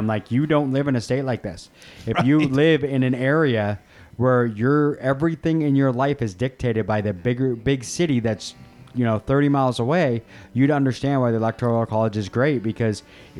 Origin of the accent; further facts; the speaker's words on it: Maple Valley, Washington, United States; also born or lived in Renton; I've lived here my entire life. Yeah, but I grew up in Maple Valley, where the closest metro stop was 6 miles away. And then by the time I lived in Renton, where there was one right there